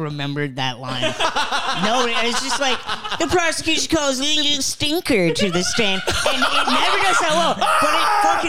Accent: Indiana, United States; moved away; also born or lived in Chicago; I claim Chicago. I was there for the last 4 years, but I'm from Indiana actually.

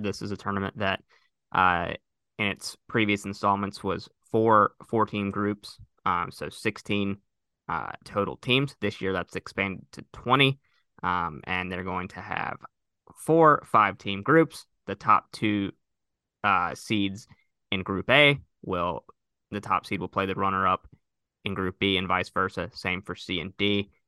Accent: United States; as American sports fans

